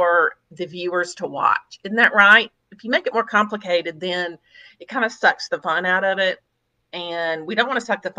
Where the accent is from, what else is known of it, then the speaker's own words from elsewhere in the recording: Mississippi, United States; I was born and raised in Mississippi and I still live here.